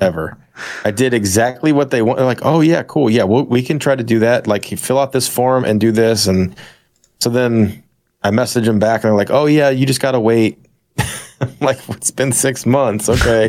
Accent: St. Louis, Missouri, United States; Saint Louis

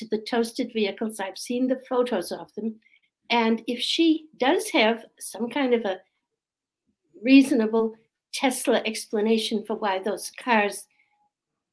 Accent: Australia; also born or lived in Boston, Massachusetts, United States; I'm from Australia. Well, I was born in Boston, Massachusetts, but I spent most of my life down under.

